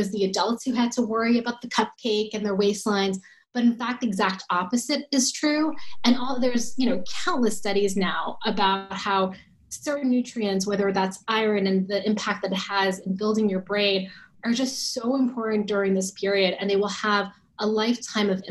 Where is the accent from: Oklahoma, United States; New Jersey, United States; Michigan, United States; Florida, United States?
New Jersey, United States; I grew up in New Jersey